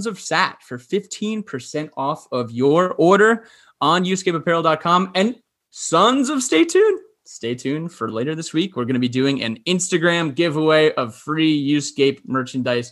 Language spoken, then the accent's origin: English; New Jersey, United States; I'm from New Jersey. New York City is kind of my city, quote unquote, you know, in the suburbs